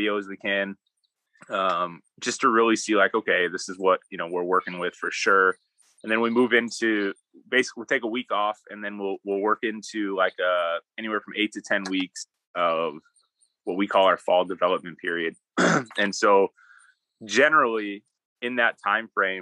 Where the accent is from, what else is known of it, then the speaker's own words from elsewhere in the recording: Wisconsin, United States; moved away; I grew up in Wisconsin.